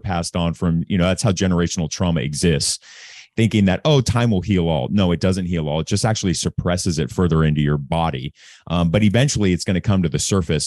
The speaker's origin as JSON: {"language": "English", "town": "Anaheim", "region": "California", "country": "United States", "tie": "born or raised there", "also_born_or_lived": "Newport Beach / Corona del Mar / New York", "moved": "as an adult", "said": "I grew up in Anaheim Hills, Newport Beach, Corona del Mar, um, really affluent neighborhoods"}